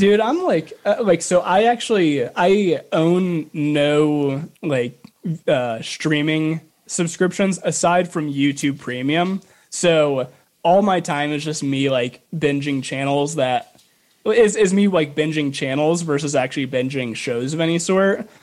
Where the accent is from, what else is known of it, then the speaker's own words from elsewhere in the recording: Chicago, Illinois, United States; moved away; I'm from the Chicagoland area